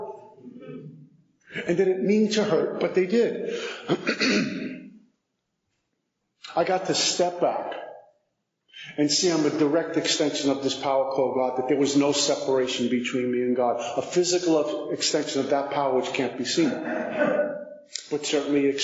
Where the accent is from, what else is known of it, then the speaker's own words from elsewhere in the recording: New York City, New York, United States; 5'11", 185, from Brooklyn, recovering alcoholic